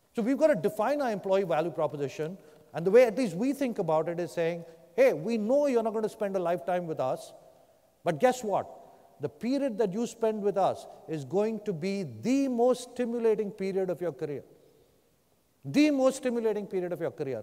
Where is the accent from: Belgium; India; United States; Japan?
India; moved away; I grew up in India.